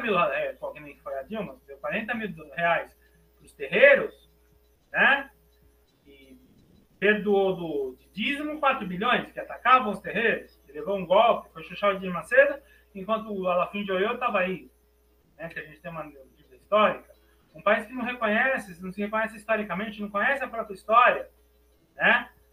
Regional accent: Brazil; accent: Brazilian; also born or lived in France; comecei a forçar meu sotaque brasileiro

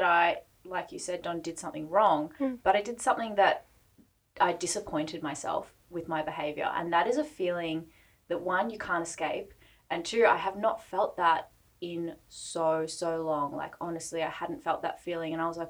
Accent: Melbourne, Victoria, Australia; moved away; I'm originally from Melbourne, for those that don't know, and I spent a lot of time back in Melbourne over Christmas and New Year's.

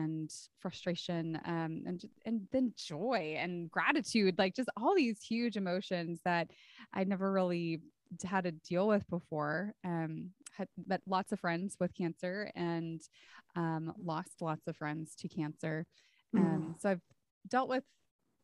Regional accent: Santa Cruz, California, United States; now in San Antonio, United States; So I grew up in Santa Cruz, California, and I now live in San Antonio, Texas

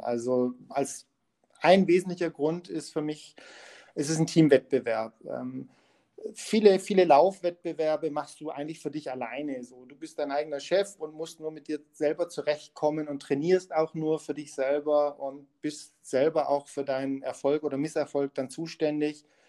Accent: Munich, Bavaria, Germany; ich als Münchner

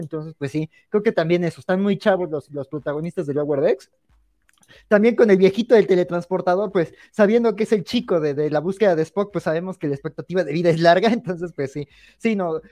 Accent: Mexico; nosotros como mexicanos

